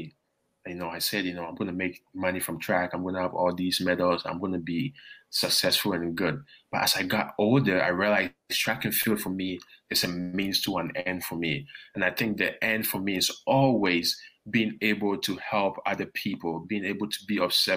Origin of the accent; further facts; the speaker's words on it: Ghana; also born or lived in Toronto, Canada; now in Baton Rouge, United States; growing up in Ghana, moving to Canada